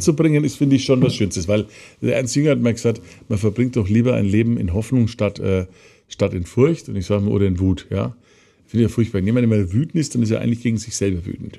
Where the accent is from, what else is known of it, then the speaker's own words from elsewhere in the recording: Nuremberg, Bavaria, Germany; ich komme aus dem Nürnberger Westen, ich war mit der Stadtgrenze, deswegen ja. bin ich immer sehr fürth gewesen. Ähm, ich habe da in Großreuth bei Schweinaut gewohnt